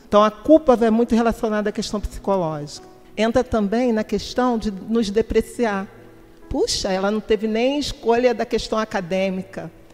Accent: Rio de Janeiro, Brazil; Eu sou de Campo Grande, nascida lá, Campo Grandense, que é o bairro mais populoso de toda a América Latina

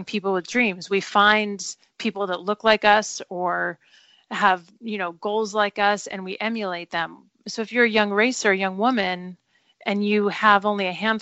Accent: Southern California, United States; I grew up in Southern California

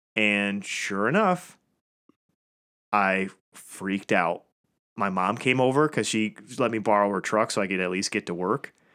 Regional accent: Metamora, Michigan, United States; I grew up in a town called Metamora, which was just south of Lapeer.

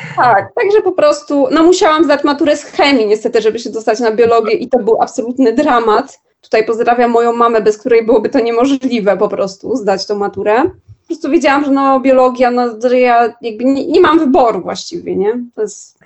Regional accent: Warsaw, Masovian Voivodeship, Poland; mimo że jestem z Warszawy i mieszkam w Warszawie

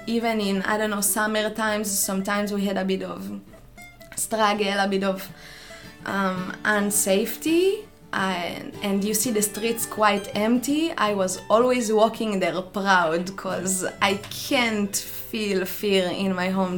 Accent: near Jerusalem, Jerusalem District, Israel; moved away as an adult; I'm coming from Israel. I was born next to Jerusalem in a small village um, where I lived all my life until I was 18, 20, something.

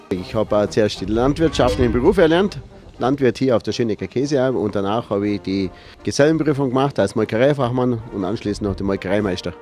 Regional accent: a village in the region near Rottenbuch, Bavaria, Germany; Man ist halt hier aufgewachsen im Dorf

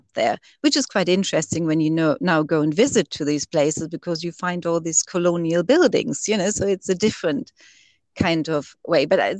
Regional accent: Germany; now in United Kingdom

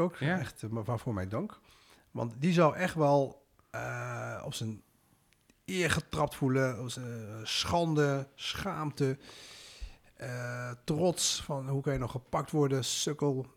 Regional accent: Netherlands; Ik ben geboren en getogen in Nederland

